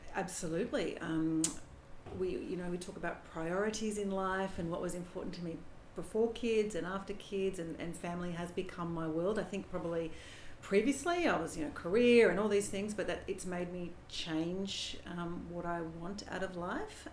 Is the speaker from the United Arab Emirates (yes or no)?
no; Canberra, Australian Capital Territory, Australia; now in Sydney, Australia; we're, we're both from Canberra, Nathan and I, so we don't have any family at all in Sydney.